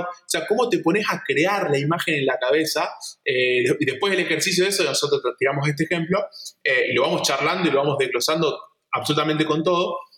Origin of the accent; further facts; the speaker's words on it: Esperanza, Santa Fe, Argentina; yo soy de Esperanza y estamos en, auto, en coche estamos a 6 horas de Buenos Aires